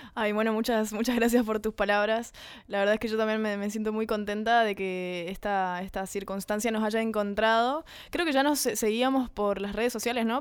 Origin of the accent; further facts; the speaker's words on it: Corrientes, Argentina; somos dos de Corrientes, dos correntinas